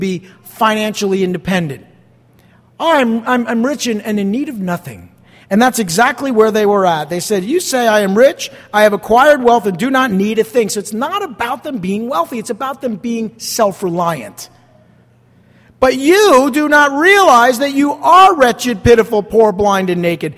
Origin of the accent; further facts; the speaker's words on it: East Rutherford, New Jersey, United States; moved away; I grew up across the river right there in East Rutherford